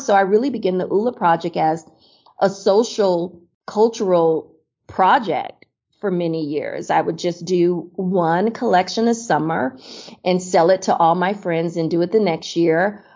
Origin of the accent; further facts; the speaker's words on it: Miami, Florida, United States; moved away as an adult; also born or lived in Chicago / New York; now in Seattle, United States; I grew up in Miami, Florida